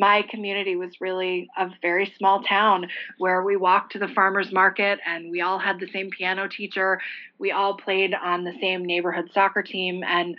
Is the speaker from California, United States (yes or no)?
no; Alexandria, Virginia, United States; also born or lived in Washington, D.C.; I was born in Washington, D.C., and we moved over the Potomac, I think when I was like 2.5. So my real formative years and my memory begins in Alexandria, Virginia, my hometown.